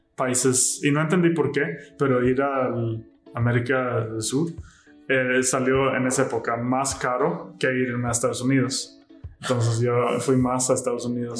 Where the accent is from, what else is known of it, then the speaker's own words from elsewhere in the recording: High Coast, Västernorrland County, Sweden; Spanish is a second language; moved away as an adult; now in Mexico; ahí era donde yo nací